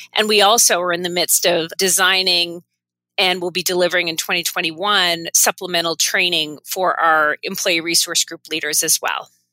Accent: Maine, United States; moved away as an adult; also born or lived in Connecticut; now I'm settled back in my home state

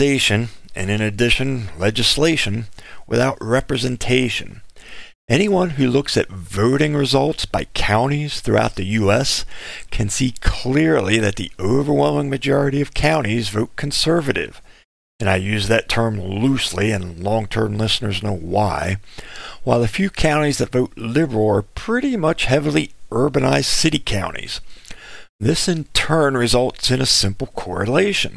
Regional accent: South Dakota, United States; In my home state of South Dakota, we are the third most rural state

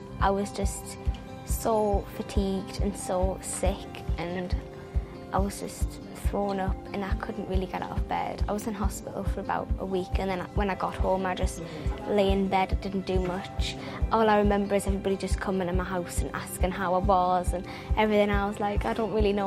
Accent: Cramlington, North East England, United Kingdom; I'm from Cramlington.

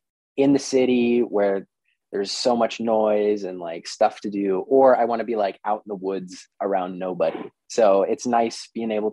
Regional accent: Shoreline, Stanwood / Camano Island, Washington, United States; now in Seattle, United States; I grew up in Shoreline, and I lived there until I was about 12. Then my family moved up north to town.

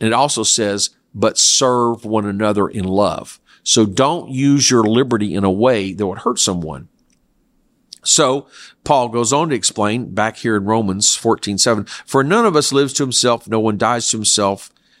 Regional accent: South Korea; I grew up in Korea where it was acceptable to eat dog meat, especially in the summer.

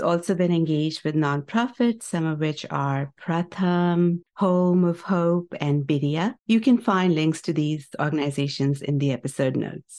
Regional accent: Chandigarh, India; now in United States; You and I grew up in Chandigarh together.

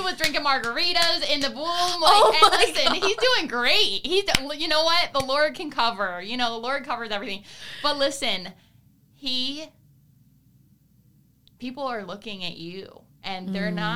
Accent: Broward County, Florida, United States; I was raised in Broward County.

